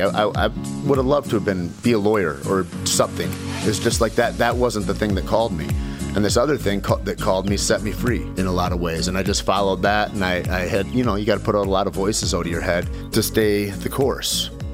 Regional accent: Alpena, Michigan, United States; moved away as an adult; also born or lived in Santa Fe, New Mexico; Grew up in Alpena, Michigan, Shore Lake Huron, and, uh, Southern Michigan for years and years

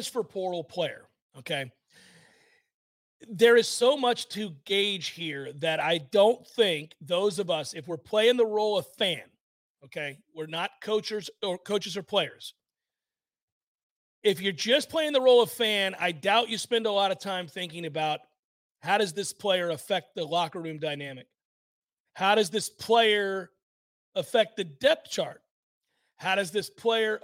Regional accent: Florida, United States; I do not want to stay in the state. I've grown up here. I don't want to be in Florida

